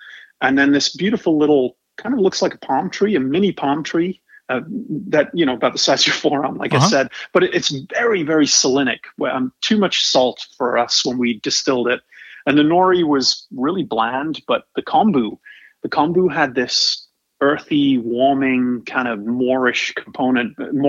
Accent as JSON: {"language": "English", "region": "England", "country": "United Kingdom", "said": "And you ask me where I'm from, I'm originally from England. Where you're from matters, and you kind of carry that with you the rest of your life. It doesn't matter where you've lived, and I've lived on four continents"}